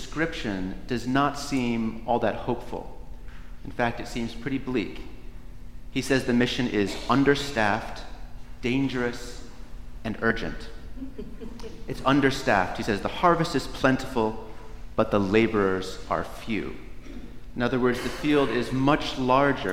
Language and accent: English; Northeast, United States; Where I grew up in the Northeast